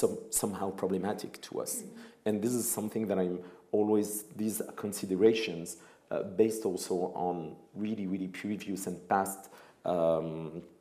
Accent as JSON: {"language": "English", "country": "Tunisia", "said": "I come from Tunisia in North Africa."}